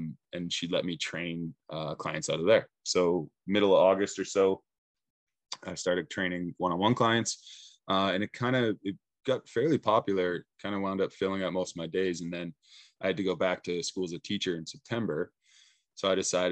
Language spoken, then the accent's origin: English; Saskatchewan, Canada; moved away as an adult; now in Prince Rupert, Canada; I'm originally from Saskatchewan